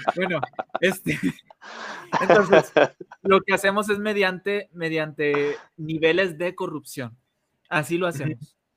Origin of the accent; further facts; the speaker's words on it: Mexico; nosotros tres como mexicanos